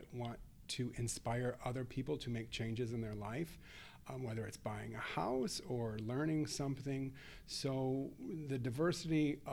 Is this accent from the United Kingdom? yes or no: no; Chicago, Illinois, United States; We're from Chicago